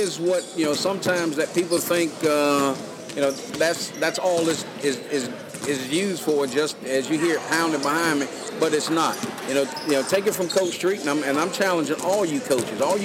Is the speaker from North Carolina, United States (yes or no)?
yes; near Sanford, North Carolina, United States; His church is in Sanford, North Carolina, not too far from my hometown, US 1 North.